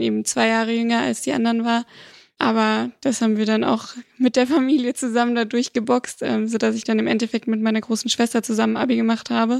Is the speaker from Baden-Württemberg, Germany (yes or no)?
no; Bonn, North Rhine-Westphalia, Germany; also born or lived in Siegburg; komme eigentlich aus Holzler und bin geboren in Siegburg